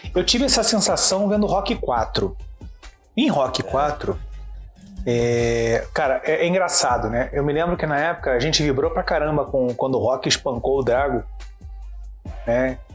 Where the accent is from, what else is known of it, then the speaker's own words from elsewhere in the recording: Rio de Janeiro, Brazil; eu cresci no Caxambi, o grande cinema que tinha era o Imperator